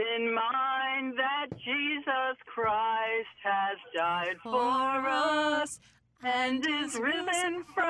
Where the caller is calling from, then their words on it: Farmingdale, New Jersey, United States; I am calling from Farmingdale, New Jersey.